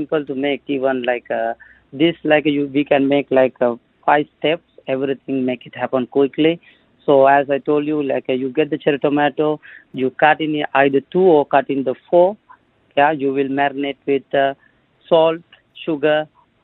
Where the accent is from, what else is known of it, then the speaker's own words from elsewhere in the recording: Sri Lanka; now in Dubai, United Arab Emirates; I'm from Sri Lanka.